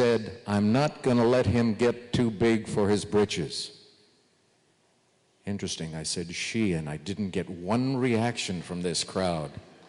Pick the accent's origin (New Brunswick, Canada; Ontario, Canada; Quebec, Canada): Ontario, Canada; Sudbury; moved away as an adult; also born or lived in California; I grew up in Sudbury